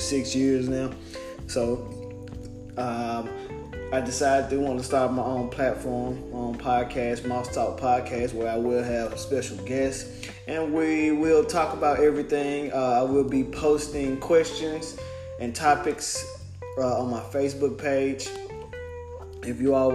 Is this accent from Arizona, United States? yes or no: no; Memphis, Tennessee, United States; I'm from Memphis, Tennessee